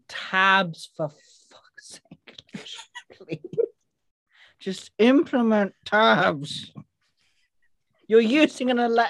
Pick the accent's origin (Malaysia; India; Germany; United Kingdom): United Kingdom; We're British